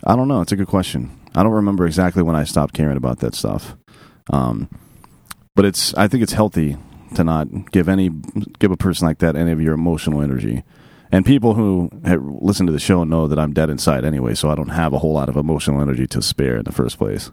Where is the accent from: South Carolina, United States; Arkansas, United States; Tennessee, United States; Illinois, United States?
South Carolina, United States; upstate; also born or lived in Oregon; I'm from upstate South Carolina near Clemson University